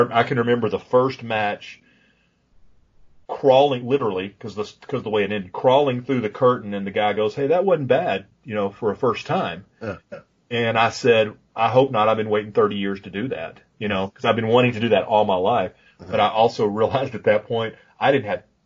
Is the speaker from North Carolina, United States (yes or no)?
no; Pine Bluff, Arkansas, United States; I grew up in Pine Bluff, Arkansas. So when I say I'm from Pine Bluff, that's legitimate.